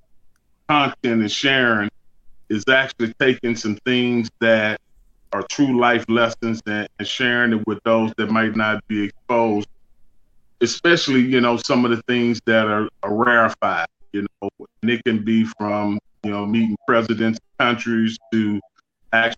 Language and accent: English; Beaumont, Texas, United States; moved away; I've had some experiences there just growing up in Beaumont